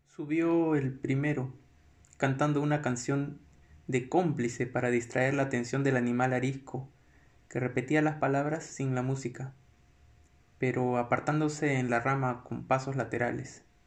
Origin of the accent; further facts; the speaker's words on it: Lima, Peru; no soy un, un limeño clásico